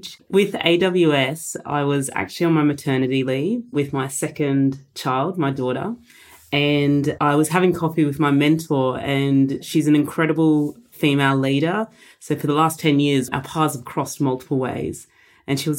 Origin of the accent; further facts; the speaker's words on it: Australia; a Polish-Indian heritage, and I'm first-generation Australian